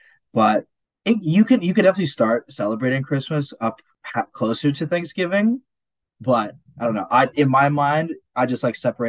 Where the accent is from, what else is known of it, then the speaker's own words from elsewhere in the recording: Serbia; So I'm European, Serbian. For anyone who doesn't know. We're Orthodox, so we celebrate Orthodox Christmas.